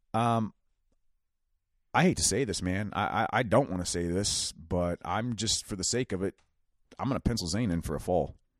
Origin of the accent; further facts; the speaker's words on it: Ohio, United States; We're from Ohio